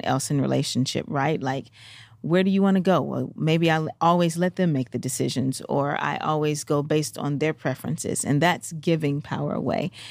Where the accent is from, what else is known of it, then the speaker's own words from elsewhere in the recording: Memphis, Tennessee, United States; I'm from Memphis